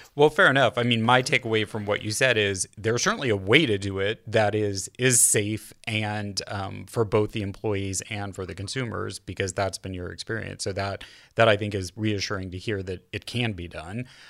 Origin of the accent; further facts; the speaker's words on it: California, United States; I as a Californian natively, California